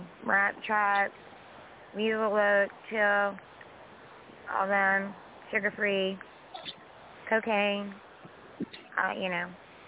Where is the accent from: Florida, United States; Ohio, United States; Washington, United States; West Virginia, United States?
West Virginia, United States; I'm from West Virginia, so believe me.